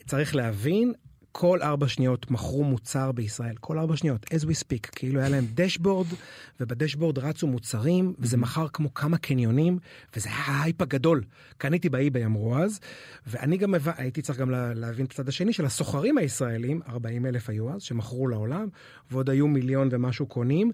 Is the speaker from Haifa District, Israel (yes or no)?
yes; Haifa, Haifa District, Israel; now in Tel Aviv, Israel; אני חזיר בר חיפאי שני דורות